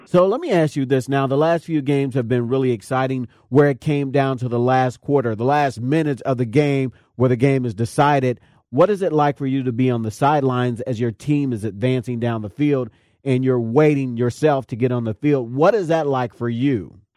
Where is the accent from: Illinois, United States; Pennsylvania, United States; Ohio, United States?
Ohio, United States; Cincinnati; I grew up in Winton Terrace myself and attended that same school, and I still mentor kids there now